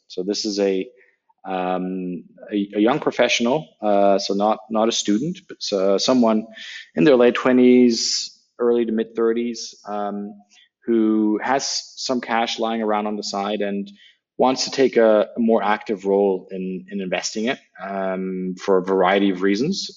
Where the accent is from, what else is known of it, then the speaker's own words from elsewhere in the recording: Berlin, Germany; English is a second language; I grew up in in what used to be the American sector um, in Berlin, and uh, that's where I learned English.